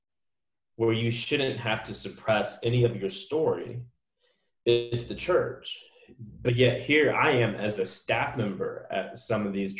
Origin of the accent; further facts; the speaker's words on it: United States; half Black, half Korean person growing up in America